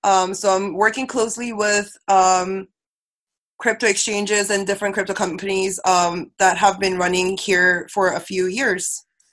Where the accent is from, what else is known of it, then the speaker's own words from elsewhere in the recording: Manila, Metro Manila, Philippines; also born or lived in South Korea; I was also raised to be a traveler because I was raised in Manila, but I was born in Korea. Went to an international school. Went to the States for a school.